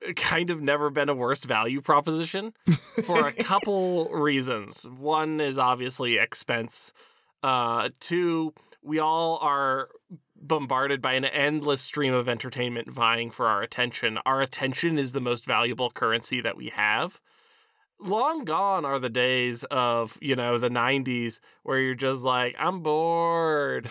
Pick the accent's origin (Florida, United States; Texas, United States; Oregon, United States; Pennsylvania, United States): Pennsylvania, United States; we are both from Pennsylvania